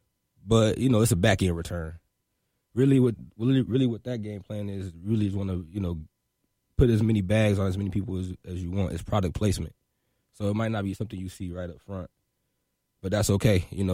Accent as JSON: {"language": "English", "town": "Detroit", "region": "Michigan", "country": "United States", "tie": "born or raised there", "also_born_or_lived": "Brussels / Seoul", "said": "Yeah, so I was born in Brussels, and then ended up, you know, moving to Korea, Seoul, South Korea. I was there for 5 years, and I moved to right outside of Detroit when I was 8. So, you know, Detroit raised me for real."}